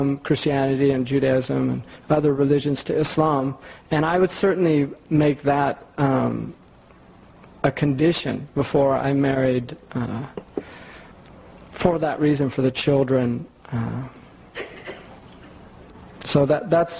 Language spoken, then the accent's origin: English; United States; I'm an American